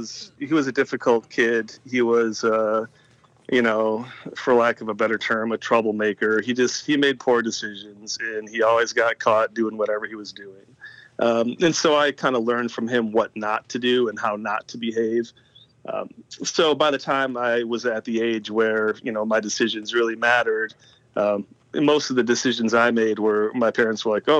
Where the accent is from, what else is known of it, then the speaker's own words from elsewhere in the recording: Eau Claire, Wisconsin, United States; also born or lived in Green Bay; I was born in Green Bay, Wisconsin, but I don't really say I'm from Green Bay unless I'm talking to a Packers fan